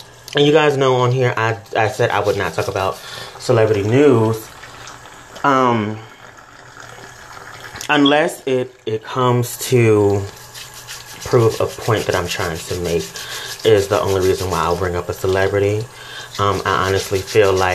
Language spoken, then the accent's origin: English; the South, United States; I grew up in the South